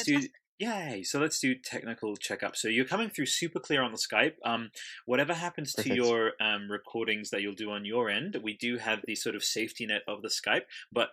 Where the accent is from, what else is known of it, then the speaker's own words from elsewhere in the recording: Italy; I'm from Italy